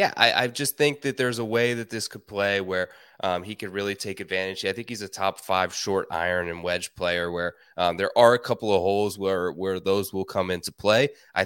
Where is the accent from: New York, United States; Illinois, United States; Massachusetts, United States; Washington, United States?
New York, United States; Familiar with Northeast golf, you know, growing up in New York.